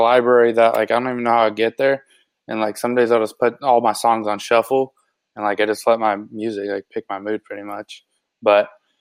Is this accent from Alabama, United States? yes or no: no; Chandler, Arizona, United States; just from my hometown, like Chandler specifically